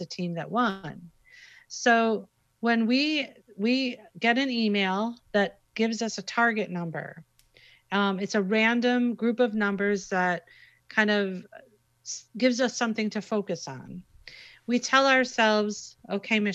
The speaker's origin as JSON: {"language": "English", "town": "Chicago", "region": "Illinois", "country": "United States", "said": "I'm from Chicago"}